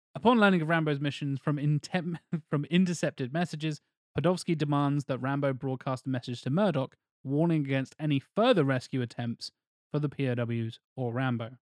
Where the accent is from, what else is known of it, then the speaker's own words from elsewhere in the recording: United Kingdom; us being the British